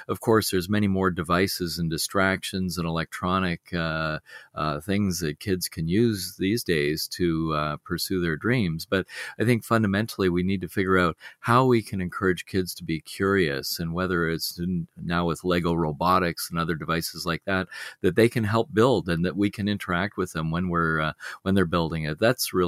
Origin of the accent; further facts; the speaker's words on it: Beaconsfield, Quebec, Canada; I grew up on the West Island of Montreal in a place called Beaconsfield. And at the time that I was a child, that was a growing suburban community.